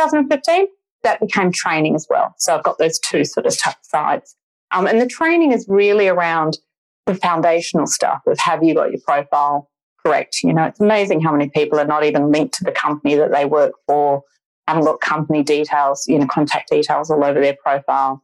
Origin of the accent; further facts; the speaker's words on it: Perth, Western Australia, Australia; moved away as an adult; now in Sydney, Australia; I'm not from Sydney originally. I'm originally from Perth